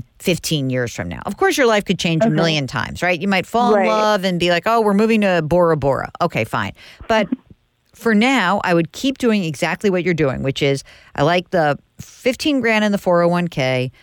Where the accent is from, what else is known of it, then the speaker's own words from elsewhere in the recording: New York, United States; I'm from New York